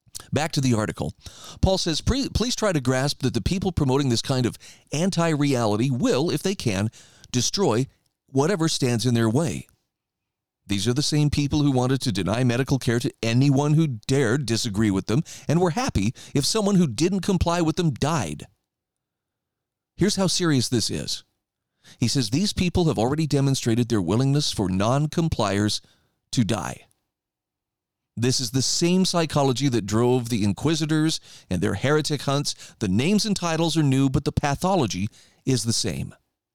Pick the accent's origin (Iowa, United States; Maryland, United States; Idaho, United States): Idaho, United States; my home state of Idaho.